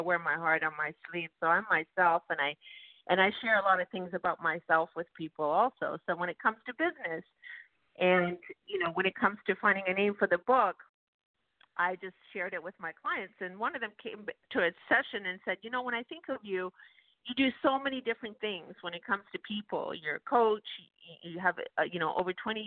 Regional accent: Vancouver, British Columbia, Canada; now in Toronto, Canada; I actually grew up in Canada, Vancouver, Canada.

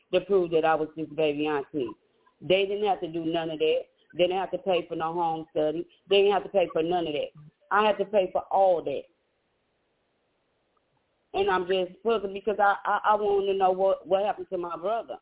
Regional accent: St. Louis, Missouri, United States; I'm a native from St. Louis, Missouri

